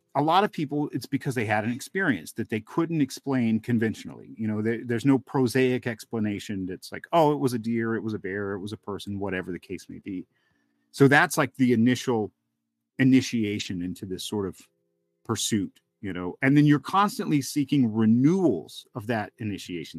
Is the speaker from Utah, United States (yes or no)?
no; Helen, Georgia, United States; it was outside of Helen, Georgia, where I grew up in the Northeast Georgia mountains there